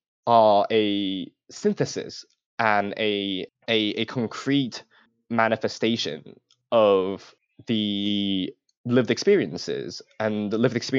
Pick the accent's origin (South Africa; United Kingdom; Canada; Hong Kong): Hong Kong; moved away; I am not an American citizen. I am born and raised in Hong Kong.